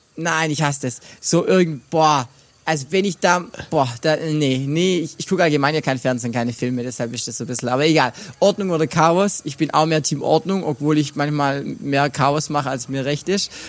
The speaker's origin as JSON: {"language": "German", "area": "near Brackenheim", "region": "Baden-Württemberg", "country": "Germany", "tie": "born or raised there", "said": "in meinem Heimat ähm, Kaff, beziehungsweise ein Kaff weiter in Brackenheim"}